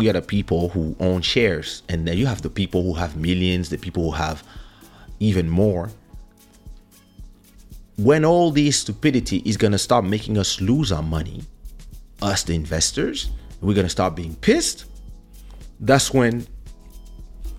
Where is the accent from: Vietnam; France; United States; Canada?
France; now in Portugal; I grew up in France, starting at the age of 7, so we can say a mixed culture